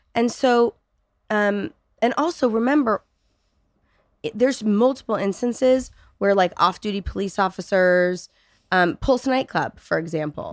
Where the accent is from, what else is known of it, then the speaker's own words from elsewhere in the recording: California, United States; I'm, I'm from California, right? I'm, I'm one of those born and raised snowflake liberals